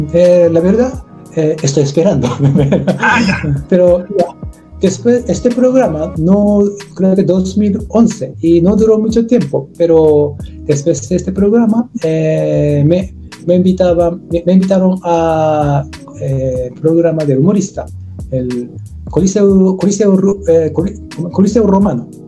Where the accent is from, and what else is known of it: Japan; Spanish is a second language; now in Chile